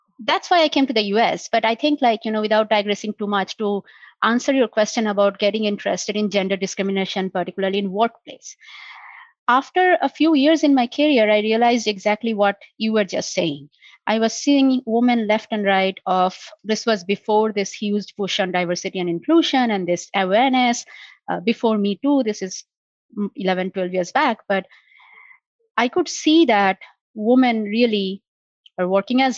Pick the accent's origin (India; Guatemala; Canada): India; moved away as an adult; now in United States; growing up in India